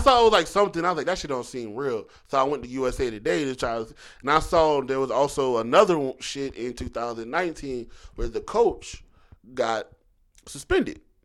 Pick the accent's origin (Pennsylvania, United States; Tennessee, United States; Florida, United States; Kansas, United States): Pennsylvania, United States; Philadelphia; moved away; I'm from Philly. You know I grew up going back and forth